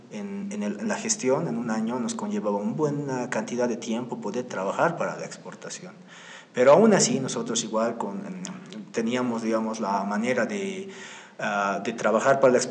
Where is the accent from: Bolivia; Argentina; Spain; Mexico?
Bolivia; al estar nosotros como bolivianos